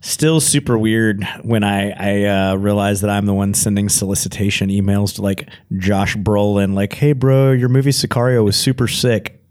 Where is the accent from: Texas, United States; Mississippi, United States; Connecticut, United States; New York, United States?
Texas, United States; growing up in Texas